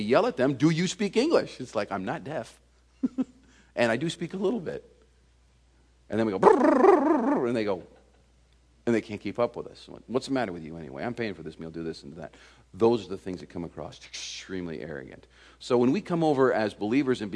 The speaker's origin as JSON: {"language": "English", "country": "United States", "moved": "as an adult", "lives_now": "France", "said": "We are Americans in France, so all of a sudden we're foreigners"}